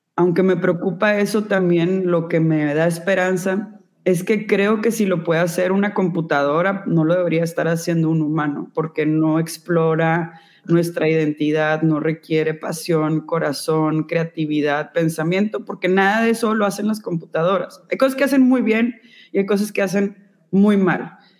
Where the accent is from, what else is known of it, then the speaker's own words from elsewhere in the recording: Monterrey, Nuevo León, Mexico; also born or lived in New York; soy de Monterrey, Nuevo León.